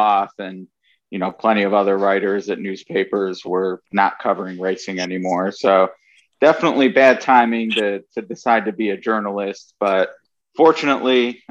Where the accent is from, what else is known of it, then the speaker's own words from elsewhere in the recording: Cleveland, Ohio, United States; I grew up in Cleveland